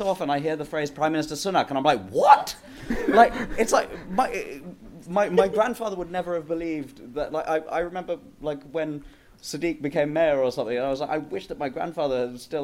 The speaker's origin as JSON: {"language": "English", "region": "London", "country": "United Kingdom", "tie": "born or raised there", "said": "because I grew up in Wembley in northwest London"}